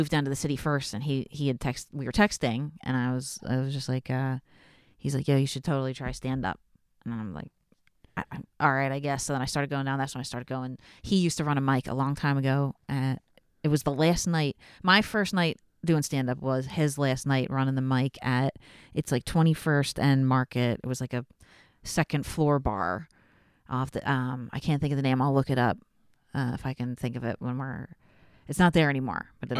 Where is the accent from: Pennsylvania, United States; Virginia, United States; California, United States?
Pennsylvania, United States; Bucks County; moved away as an adult; now in Philadelphia, United States; no, I'm from Bucks County.